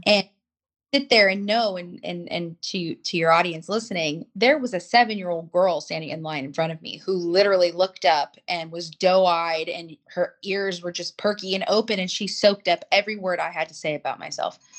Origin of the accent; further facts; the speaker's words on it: Los Angeles, California, United States; I grew up in Los Angeles, you know, I grew up in the San Fernando Valley, Hollywood